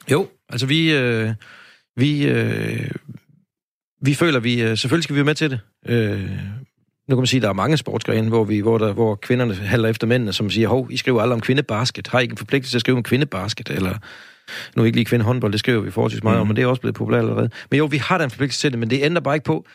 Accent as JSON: {"language": "Danish", "town": "Aarhus", "region": "Central Denmark Region", "country": "Denmark", "said": "her fra Aarhus, hvor jeg kommer fra"}